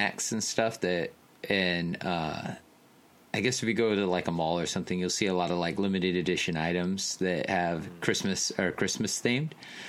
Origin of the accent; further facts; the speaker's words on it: United States; now in Japan; I'm American and I celebrate Thanksgiving.